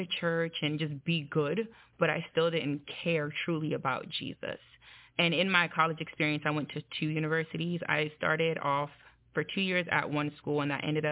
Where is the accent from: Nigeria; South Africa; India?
Nigeria; I'm Nigerian